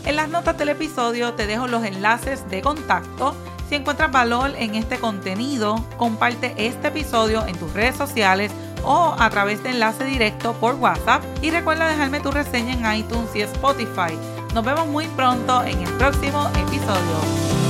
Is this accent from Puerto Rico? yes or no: yes; Puerto Rico; soy de Puerto Rico